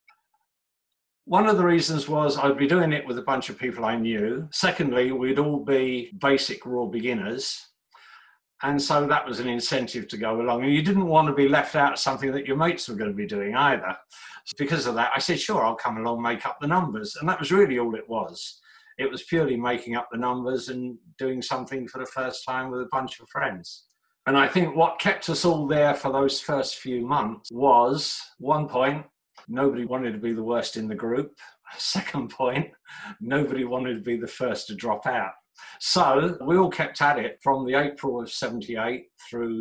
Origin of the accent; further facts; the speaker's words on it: London, United Kingdom; moved away as an adult; now in Japan; I'm from London, England, and growing up in the 60s and 70s